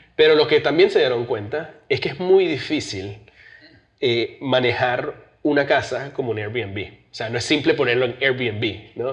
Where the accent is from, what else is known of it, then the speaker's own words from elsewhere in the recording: New Jersey, United States; also born or lived in Venezuela / New York; me crié en New Jersey